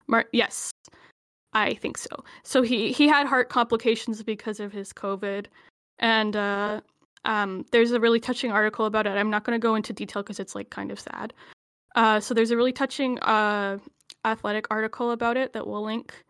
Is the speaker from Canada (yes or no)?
yes; Alberta, Canada; I'm from Alberta